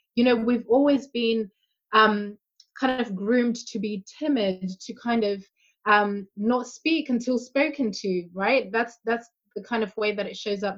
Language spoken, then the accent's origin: English; Zimbabwe; I'm African, I'm from Zimbabwe